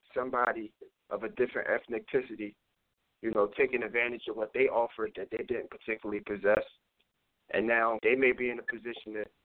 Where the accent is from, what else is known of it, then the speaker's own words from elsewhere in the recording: Philadelphia, Pennsylvania, United States; now in New Jersey, United States; I'm from Philly. I'm from 28th Street. I tell people, you know, my neighborhood is big.